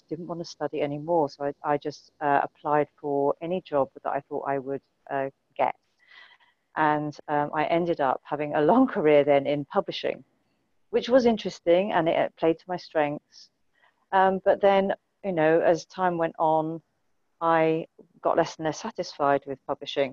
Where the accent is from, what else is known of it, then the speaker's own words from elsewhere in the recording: Winchester, South East England, United Kingdom; also born or lived in just outside London; now in London, United Kingdom; although I was born just outside London, I then moved to Winchester, and that's where I grew up, in a tiny village.